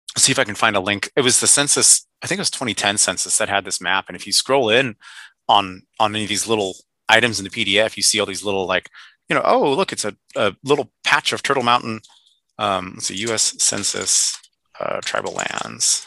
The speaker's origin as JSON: {"language": "English", "town": "Seattle", "region": "Washington", "country": "United States", "tie": "born or raised there", "said": "I was born and raised out here in Seattle"}